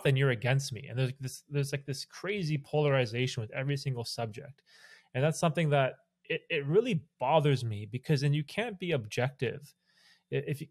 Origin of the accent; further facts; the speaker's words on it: Canada; I'm Canadian